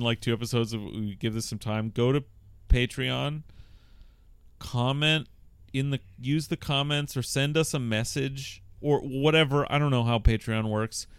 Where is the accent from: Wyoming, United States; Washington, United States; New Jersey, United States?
Washington, United States; Bothell; I am from Bothell